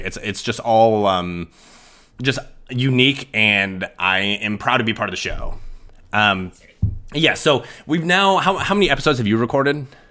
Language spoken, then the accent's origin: English; Sidney, Nebraska, United States; I am originally from Sydney, Nebraska. It's a very small town.